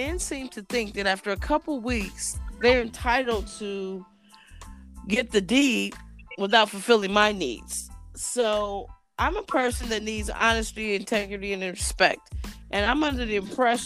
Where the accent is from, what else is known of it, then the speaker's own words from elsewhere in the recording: Columbus, Ohio, United States; also born or lived in Cincinnati, Ohio; I was born and raised in Columbus, Ohio as well.